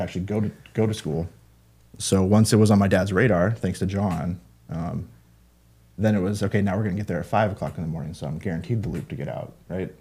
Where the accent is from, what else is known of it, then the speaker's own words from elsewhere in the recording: Mount Vernon, Washington, United States; I'm from Mount Vernon, Washington.